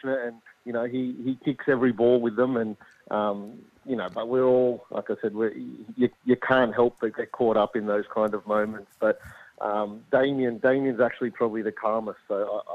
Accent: Sydney, New South Wales, Australia; moved away as an adult; now in Adelaide, Australia; I'm from Sydney. I'd been away for about 12, 13 years.

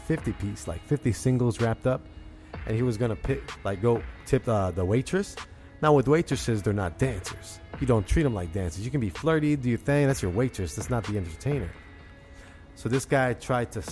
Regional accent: Chicago, Illinois, United States; now in Indiana, United States; I'm in Indiana. I'm from Chicago

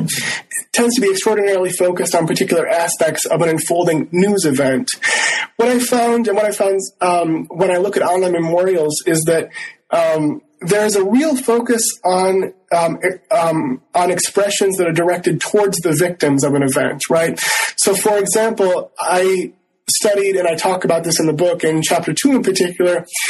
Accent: Rochester, Minnesota, United States; born or raised there; also born or lived in Northfield, Minnesota

